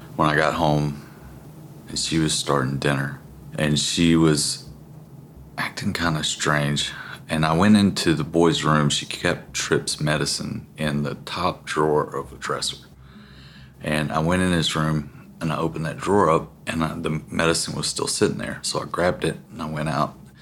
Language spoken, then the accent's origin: English; a small town outside of Tuscaloosa, Alabama, United States; I am born and raised in Tuscaloosa, Alabama, a small town outside of Tuscaloosa, Alabama